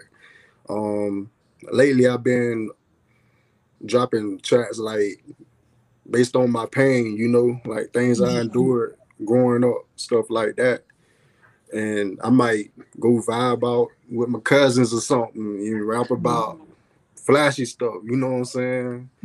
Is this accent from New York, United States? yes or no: no; Gretna, Florida, United States; I'm from Florida, Gretna, Florida